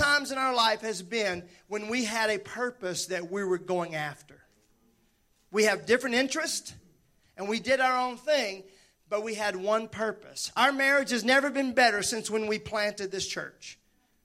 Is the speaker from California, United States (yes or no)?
no; Mississippi, United States; I'm from Mississippi.